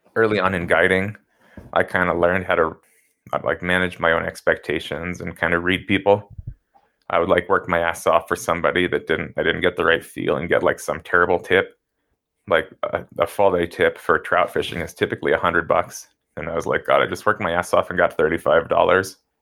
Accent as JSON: {"language": "English", "town": "Denver", "region": "Colorado", "country": "United States", "tie": "born or raised there", "also_born_or_lived": "Gunnison, Colorado", "said": "growing up in the Denver suburbs"}